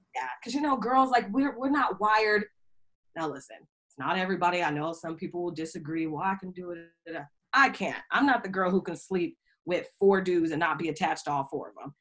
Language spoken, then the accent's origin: English; Seattle, Washington, United States; moved away as an adult; also born or lived in New York / Indianapolis; I'm from Seattle